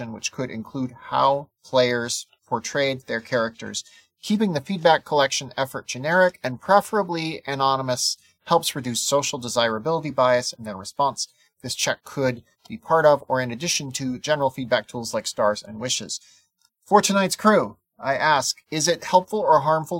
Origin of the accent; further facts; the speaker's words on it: South Dakota, United States; I'm from South Dakota